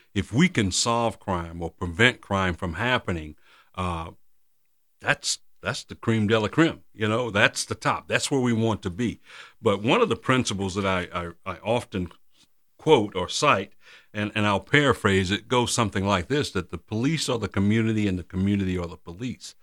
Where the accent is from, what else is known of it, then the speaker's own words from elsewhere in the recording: Randolph County, North Carolina, United States; now in Durham, United States; I'm from Randolph County, born and raised right there, graduated from public schools